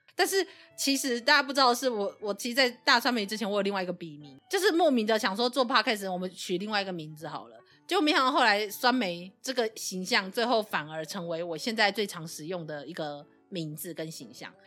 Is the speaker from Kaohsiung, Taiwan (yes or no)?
yes; Kaohsiung, Taiwan; 因为我是高雄人嘛